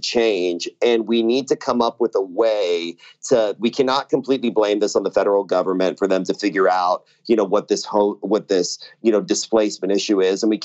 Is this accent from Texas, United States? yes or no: yes; Austin, Texas, United States; I'm born and raised in Austin also. So I'm not just a transplant that moved into the city